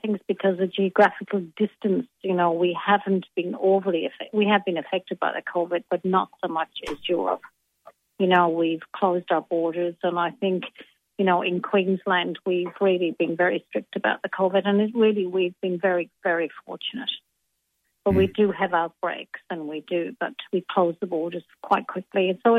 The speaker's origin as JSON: {"language": "English", "town": "Limerick", "region": "Munster", "country": "Ireland", "moved": "yes", "said": "from Limerick. But I still feel so much more, I still feel so much Irish than I've ever, you know, I'm the girl from Ireland and left it, you know, and more."}